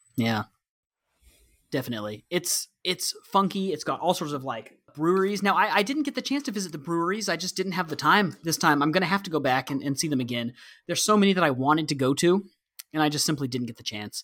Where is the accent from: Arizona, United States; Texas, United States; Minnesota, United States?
Texas, United States; I'm from Texas